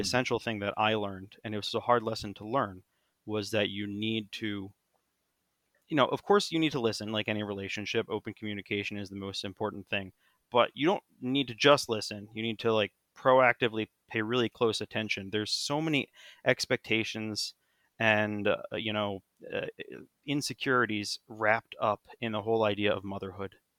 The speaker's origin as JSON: {"language": "English", "country": "United States", "said": "I'm still an American"}